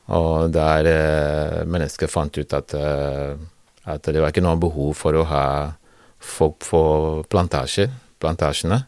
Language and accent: Norwegian; Liberia; Norwegian is a second language; now in Norway; jeg kom eh, født og oppvokst i Liberia